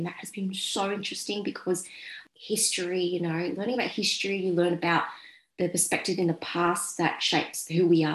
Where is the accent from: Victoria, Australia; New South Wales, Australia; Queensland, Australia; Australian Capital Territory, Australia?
New South Wales, Australia; Sydney; I'm Vietnamese Australian. I was born here and my parents came to Australia as Vietnamese refugees